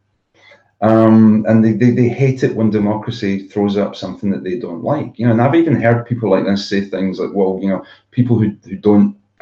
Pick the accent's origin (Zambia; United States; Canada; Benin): Zambia; now in United Kingdom; When I was a kid growing up in Africa